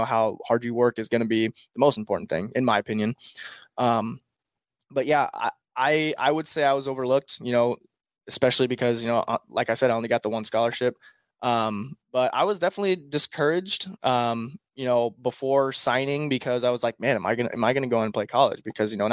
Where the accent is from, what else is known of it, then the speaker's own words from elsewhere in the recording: Nebraska, United States; I'm from Nebraska.